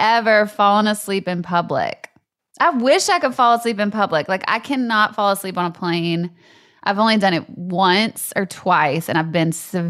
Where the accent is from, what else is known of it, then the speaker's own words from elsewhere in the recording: Louisiana, United States; moved away; I'm from Louisiana